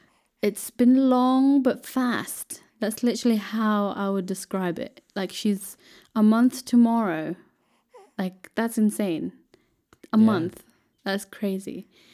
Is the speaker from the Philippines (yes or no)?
yes; Philippines; I'm Filipina.